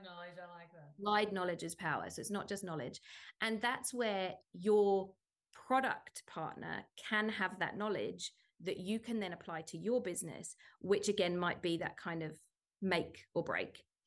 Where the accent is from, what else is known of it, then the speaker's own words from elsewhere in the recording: United Kingdom; moved away as an adult; now in Sydney, Australia; as a British person